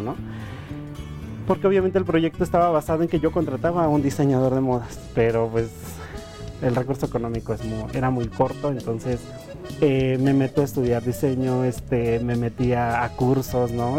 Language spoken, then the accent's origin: Spanish; Otomí-Tepehua community, Hidalgo, Mexico; first language Otomi; Spanish is a second language; now in Mexico City, Mexico; me quería regresar a mi comunidad